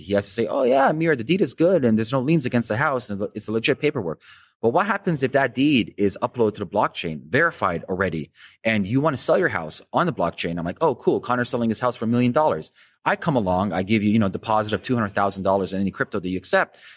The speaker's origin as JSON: {"language": "English", "country": "Canada", "said": "as a Canadian"}